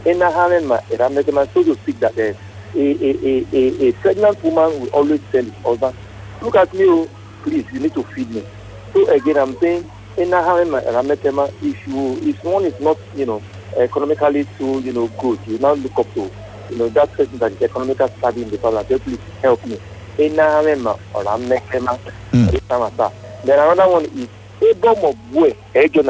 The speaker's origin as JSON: {"language": "English", "region": "Lagos", "country": "Nigeria", "tie": "born or raised there", "said": "I was born and bred in Lagos"}